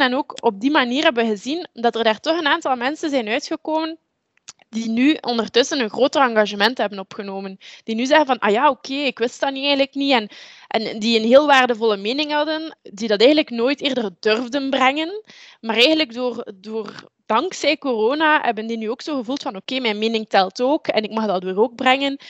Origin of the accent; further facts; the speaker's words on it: Deinze, Flanders, Belgium; Ik ben afkomstig uit Deense. Eh, dat is een stad in de buurt van Gent, de rand uh, van uh, tussen Oost- en West-Vlaanderen